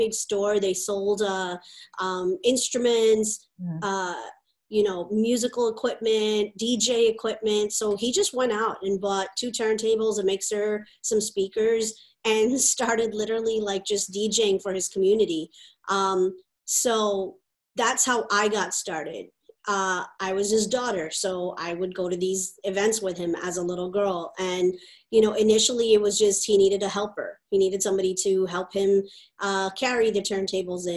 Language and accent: English; United States; I'm American, right. You know, and I grew up in America